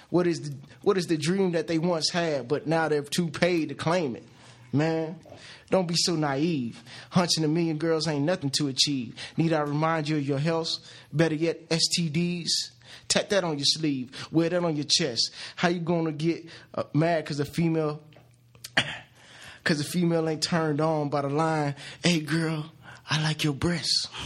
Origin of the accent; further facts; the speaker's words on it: New York City, New York, United States; I'm from New York. You know what I'm saying? Bronx, Queens, Glendale.